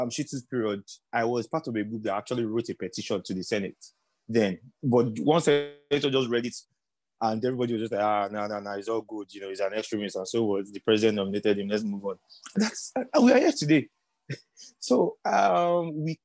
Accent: Oyo, Nigeria; I'm from Oyo State

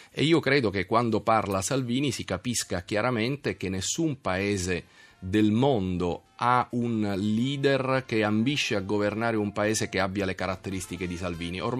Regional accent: Rome, Lazio, Italy; Io sono di qua a Roma.

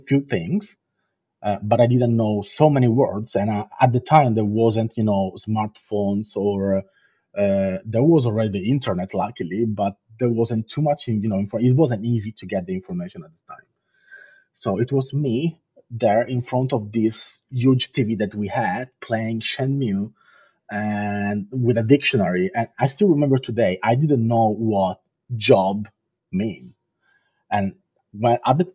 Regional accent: Southern Italy, Italy; English is a second language; moved away as an adult; now in London, United Kingdom; I'm from Italy, so I was living in south of Italy at that point

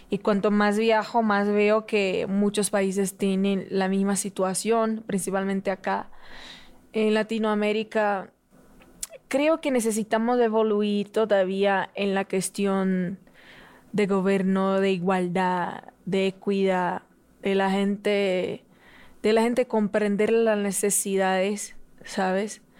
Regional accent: Rio de Janeiro, Brazil; Spanish is a second language; Depende. Si es rico, es un Río de Janeiro. Si es pobre, es otro. Ah, yo nací, yo tuve una infancia muy humilde y Río de Janeiro fue, es un lugar alegre

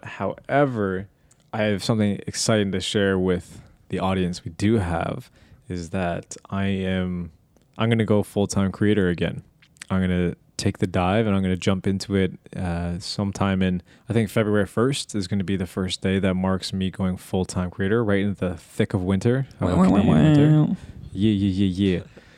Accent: Canada; Feeling sad about it being cold and low light and being Canadian.

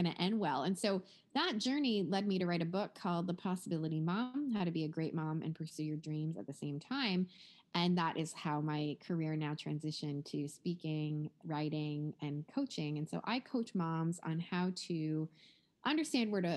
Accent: Toronto, Ontario, Canada; moved away as an adult; also born or lived in Southwest Florida; now in Florida, United States; I currently live in Southwest Florida, but I was born and raised in Toronto, Canada, where I live my whole life.

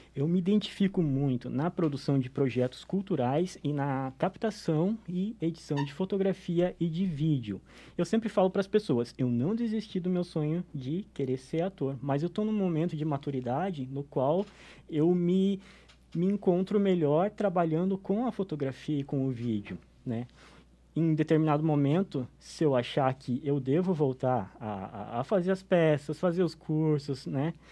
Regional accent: São Bento do Sul, Santa Catarina, Brazil; Eu sou natural de São Bento do Sul

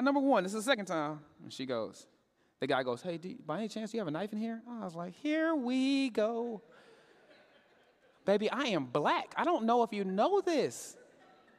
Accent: Katy, Texas, United States; I grew up in Katy, Texas

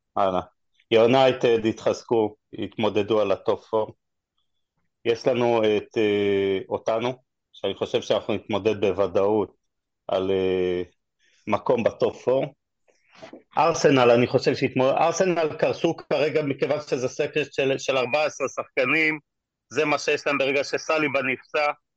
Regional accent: Israel; אנחנו כישראלים

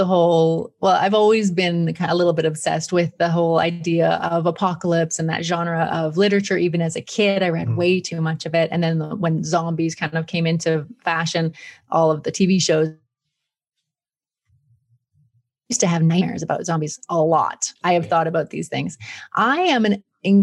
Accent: Peace River, Alberta, Canada; also born or lived in Brighton, England; now in Italy; I grew up outside of Peace River

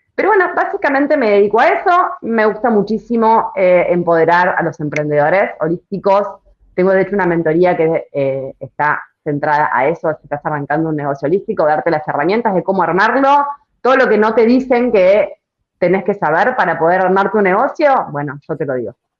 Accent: Argentina; es muy de argentino eso. Lo tenemos como muy, muy en la sangre

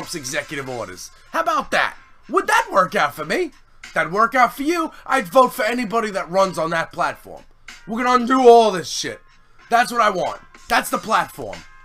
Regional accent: United States; I'm very ashamed to be... from this country

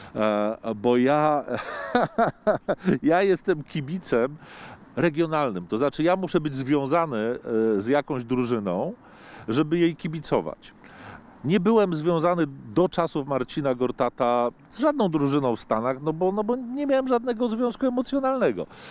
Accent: Poland; ja jestem z Polski, tej w Europie

